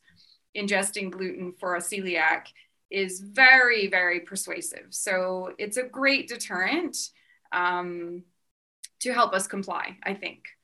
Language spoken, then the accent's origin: English; Vancouver, British Columbia, Canada; moved away as an adult; now in France; I grew up in Vancouver